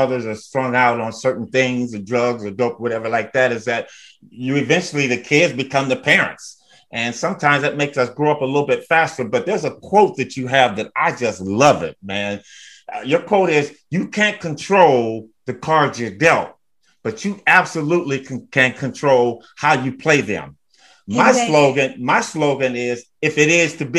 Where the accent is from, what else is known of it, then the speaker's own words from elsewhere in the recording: California, United States; I'm from California. It's not all roses out here and candy. I had a tough life too. A single parent, grew up with my grandmother.